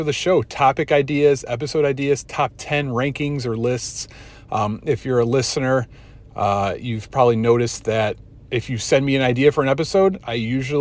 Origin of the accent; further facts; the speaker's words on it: Chicago, Illinois, United States; as a Chicagoan who's been here my entire life